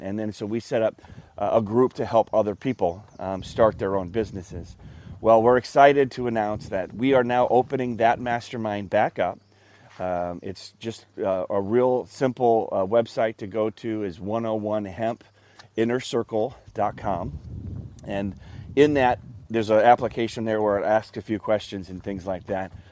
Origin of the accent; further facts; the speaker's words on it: Omaha, Nebraska, United States; I grew up in Omaha, Nebraska